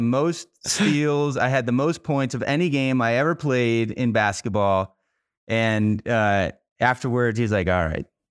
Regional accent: Miami, Florida, United States; moved away as an adult; also born or lived in Boulder, Colorado; now in Colorado, United States; I grew up in Miami, Florida

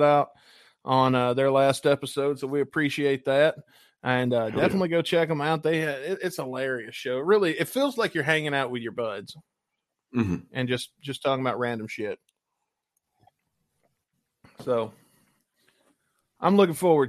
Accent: Jefferson City, Missouri, United States; I'm from Jeff City

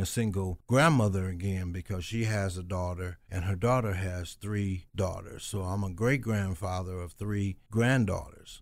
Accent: Dayton, Ohio, United States; the guys that I grew up with in West Dayton

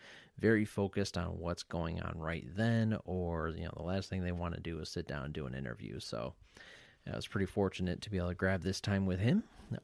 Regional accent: Syracuse, New York, United States; I grew up in the Syracuse area, so Lemoyne is right there. A lot of guys from my high school go to Lemoyne.

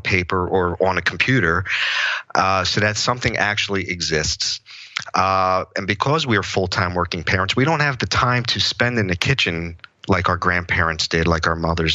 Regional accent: Philadelphia, Pennsylvania, United States; now in Drexel Hill, United States; I was born and raised in South Philadelphia in an Italian American family

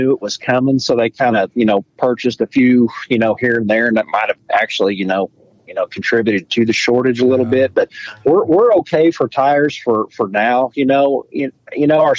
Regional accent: Oklahoma, United States; we're from Oklahoma, and football is everything in Oklahoma.

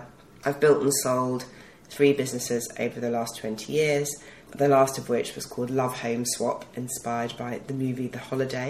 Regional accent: Yorkshire and the Humber, United Kingdom; So I'm also from Yorkshire, not that you would guess it quite as much from my accent as my business partners. And I grew up in a different sort of family, a Jewish immigrant family that was very entrepreneurial

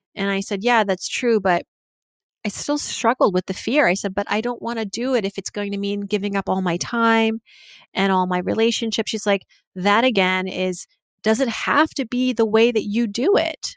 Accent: Massachusetts, United States; middle school and elementary school, where I lived in Massachusetts

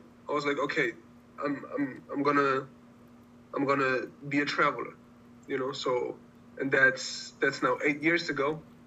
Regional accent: Germany; moved away as an adult; Born and raised in Germany, and I have family all over the world

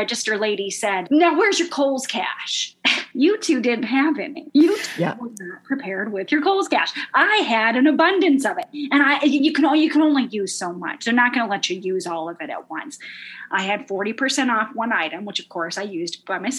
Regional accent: Midwest, United States; I'm from the Midwest

